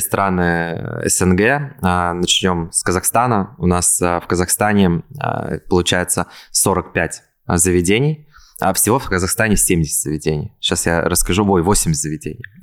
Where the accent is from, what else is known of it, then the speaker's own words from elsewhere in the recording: Kazan, Tatarstan, Russia; moved away as an adult; also born or lived in Ulyanovsk; now in Moscow, Russia; Потом мы переехали в Ульяновск, и из Ульяновска мы в 6 лет переехали, соответственно, в Казань, и все детство я вырос в Казани. В 2018 году я переехал в Москву